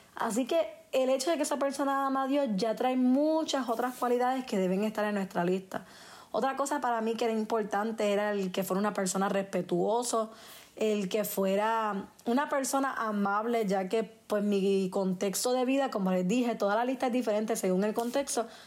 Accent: Puerto Rico; yo soy puertorriqueña

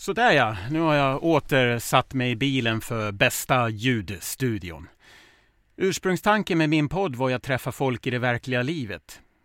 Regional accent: Smedjebacken, Dalarna County, Sweden; Jag är ju uppväxt i Smedjebacken, grannkommunen till Ludvika

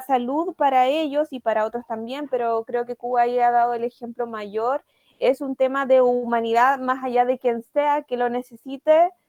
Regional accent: Chile; tuvimos que rememorar como sociedad chilena

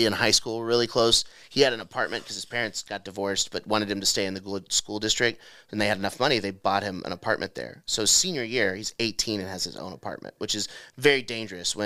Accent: Fort Worth, Texas, United States; moved away; I'm from Texas. I'm from like Fort Worth area

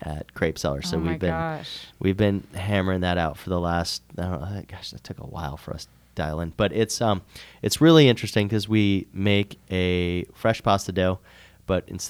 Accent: Cleveland, Ohio, United States; now in Charlotte, United States; I'm from Cleveland.

